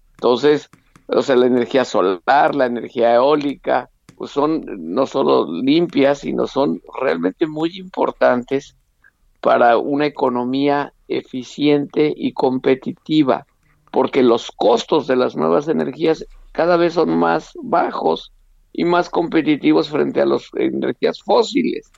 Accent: Mexico; como eh, mexicano fui invitado a estar en la reunión

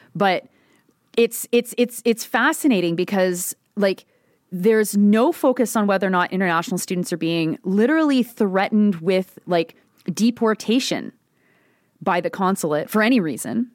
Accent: Halton, Ontario, Canada; my hometown police force, the Halton Police

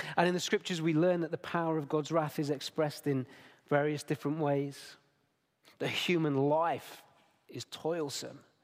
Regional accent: Derbyshire, East Midlands, United Kingdom; now in Nottingham, United Kingdom; I was born in Derbyshire. I've only ever moved thirty miles in my entire life.

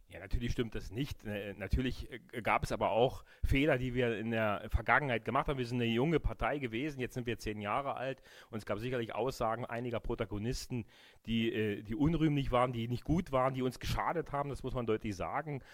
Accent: GDR, East Germany, Germany; Ich habe eine wunderbare Kindheit in der DDR, DDR gehabt

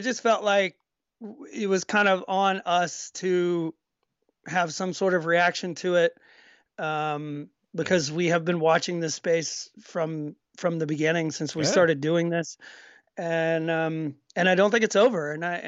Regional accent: Georgia, United States; I grew up with these people, around these kind of people my whole life growing up in Georgia.

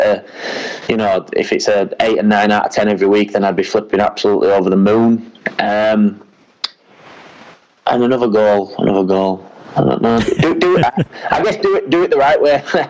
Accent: England, United Kingdom; Now, obviously, I'm also British and I'm English, and if that opportunity ever came about, I'd have to seriously consider that as well.

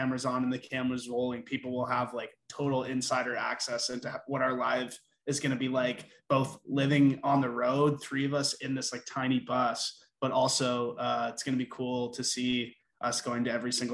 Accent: Burlington, Ontario, Canada; now in Toronto, Canada; we're all from Burlington, and Jens and I went to high school together

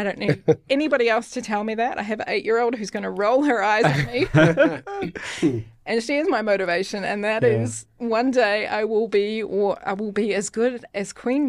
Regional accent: New Zealand; accent: New Zealand; also born or lived in London; But I would say also my New Zealand accent is toned down also, because I think what you realize, and I lived in London for a few years too, and what you quickly work out is that if you speak like a Kiwi, then no one's going to understand.

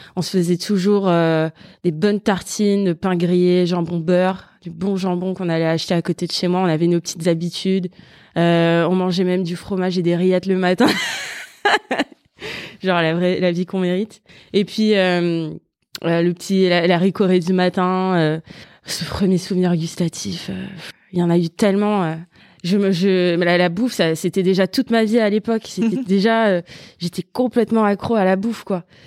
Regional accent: Val-de-Marne, Paris suburbs, Île-de-France, France; j'ai grandi, bah, je suis née dans le 94. j'ai grandi. Euh, je suis toujours restée dans le même coin en fait, euh, banlieue, euh, proche Paris

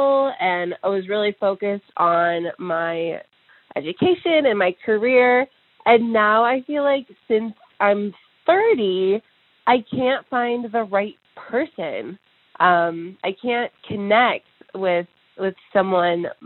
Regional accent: North Carolina, United States; I'm from the United States. I'm from North Carolina in the U.S

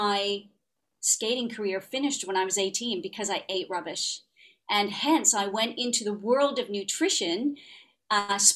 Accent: Ottawa, Ontario, Canada; accent: Canadian; now in United Kingdom; grew up in Ottawa.

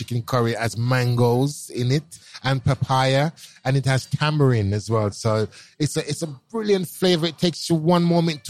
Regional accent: London, United Kingdom; when I was growing up in Brixton as a young boy

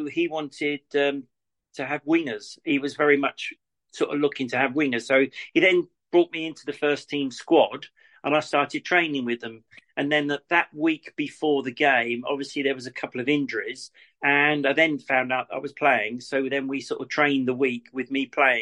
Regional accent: Crawley, South East England, United Kingdom; I come from Crawley

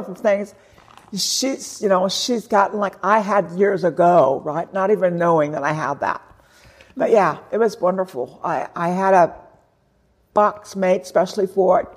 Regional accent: West Coast, United States; I grew up on the West Coast.

